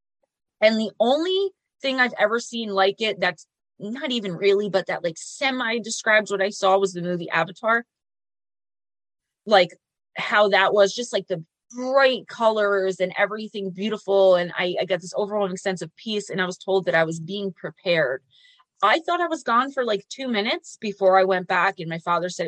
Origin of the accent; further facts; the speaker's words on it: Paterson, New Jersey, United States; my hometown we call Garrett Mountain. It's an old castle of some kind, which is weird because it's in Paterson, New Jersey